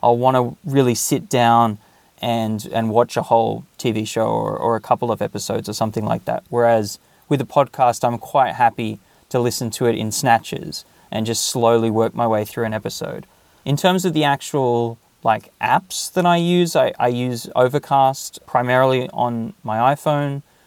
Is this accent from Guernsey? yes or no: no; Australia; moved away as an adult; now in Japan; when I was growing up in Australia